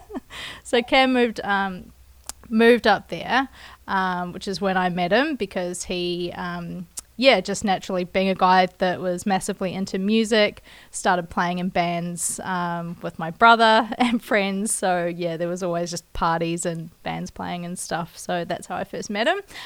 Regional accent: Kaikoura, Canterbury, New Zealand; my hometown, Kaikoura

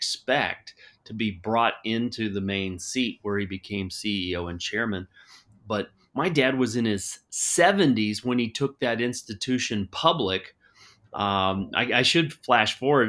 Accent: Cincinnati, Ohio, United States; moved away as an adult; now in Arizona, United States; I was born and raised in Cincinnati, Ohio

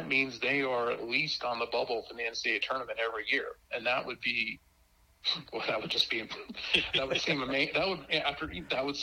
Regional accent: Montana, United States; now in Colorado, United States; I grew up in Montana. Grew up in Montana

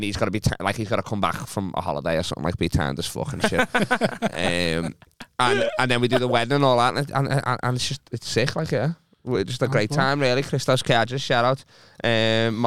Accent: Liverpool, North West England, United Kingdom; accent: Scouse

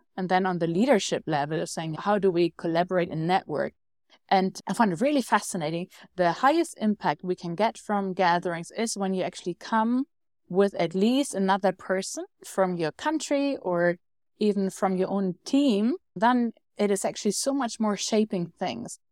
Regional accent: Germany; I'm from Germany.

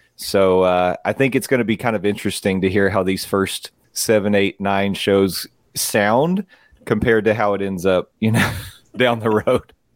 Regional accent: East Tennessee, United States; growing up in East Tennessee

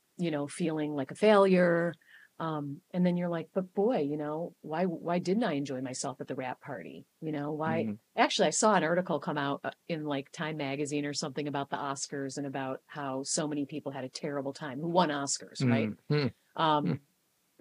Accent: Chicago, Illinois, United States; I'm from Chicago

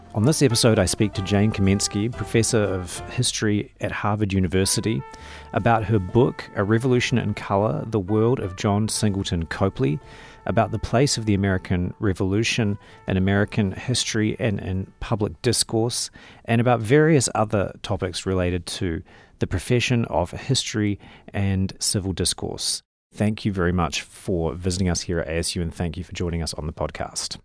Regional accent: New Zealand; moved away as an adult; also born or lived in United States / Oxford, England; as a New Zealander

